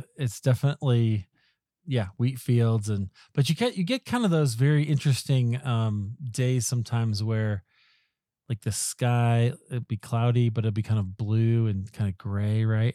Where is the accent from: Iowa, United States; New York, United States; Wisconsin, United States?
Iowa, United States; now in Colorado, United States; I grew up in Iowa, so not far from there